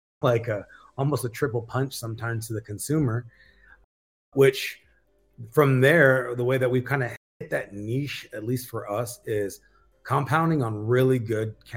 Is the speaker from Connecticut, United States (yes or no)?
no; Baldwin Park, California, United States; moved away; I'm originally from East LA, West Covina, California, Baldwin Park to be exact